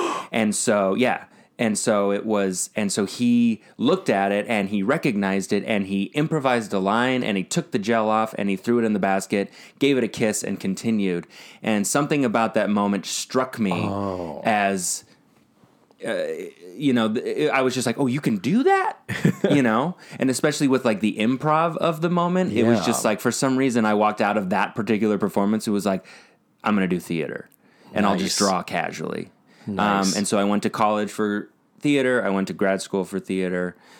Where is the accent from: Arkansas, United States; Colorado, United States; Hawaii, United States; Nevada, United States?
Colorado, United States; also born or lived in Omaha; I was born in Nebraska, Omaha, and then, but I was moved, somewhat against my will. I was 3 months old, to Colorado.